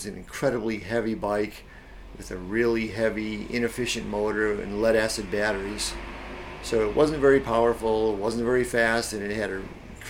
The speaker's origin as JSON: {"language": "English", "town": "Addison", "region": "Illinois", "country": "United States", "tie": "born or raised there", "also_born_or_lived": "Colorado", "moved": "yes", "said": "I grew up in Addison, western suburbs of Chicago. My parents and my older brother, they lived down in the city, and then when they got pregnant with me is when they bought this house out in, you know, a brand new suburb that was carved out of the cornfields."}